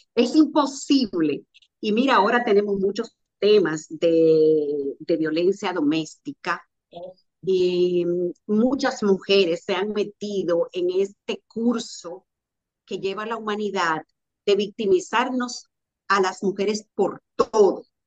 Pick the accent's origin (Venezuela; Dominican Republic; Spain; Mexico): Dominican Republic; Sánchez, Samaná; de Samaná de un campito donde yo nací que se llama Los Puentes, un paraje, se llama Los Puentes del municipio de Sánchez, de la provincia de Samaná